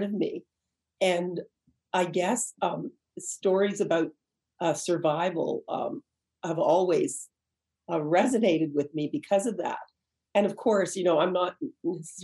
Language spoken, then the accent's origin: English; Canada; growing up in Canada